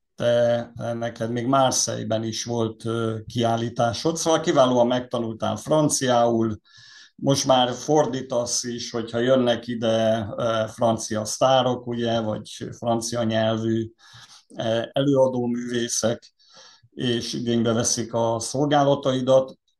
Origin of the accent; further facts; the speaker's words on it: Bonyhád, Tolna, Hungary; én Bonyhádon születtem